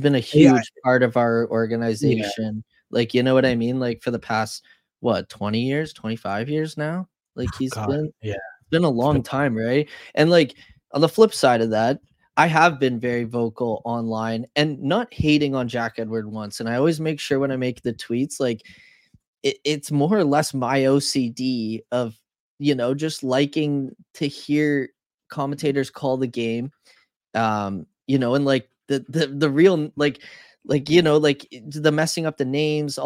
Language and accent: English; Canada; as a Canadian